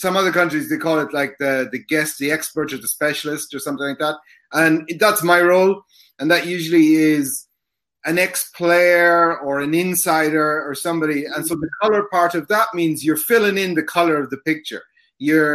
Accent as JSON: {"language": "English", "country": "Ireland", "also_born_or_lived": "Italy / United States", "moved": "as an adult", "lives_now": "Japan", "said": "I'm from Ireland originally. I've lived around the world in different places, Italy, the States."}